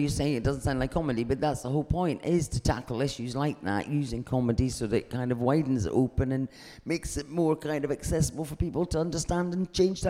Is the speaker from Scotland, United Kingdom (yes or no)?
yes; Dunkeld, Scotland, United Kingdom; I grew up near Perth, actually, in Dunkell.